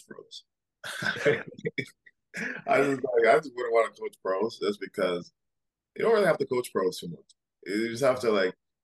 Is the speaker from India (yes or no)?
no; Canada; we just grew up here in Canada.